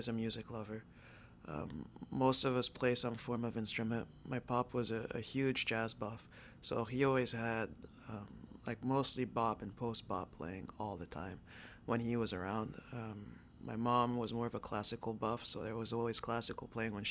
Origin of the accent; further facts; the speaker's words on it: New York City, New York, United States; moved away as an adult; now in Montreal, Canada; I grew up Upper East Side